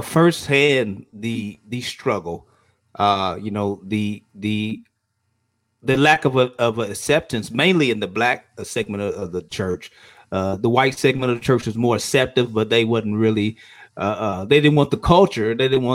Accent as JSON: {"language": "English", "town": "Charlotte", "region": "North Carolina", "country": "United States", "tie": "born or raised there", "said": "I grew up in Charlotte as, you know, as a considered church boy."}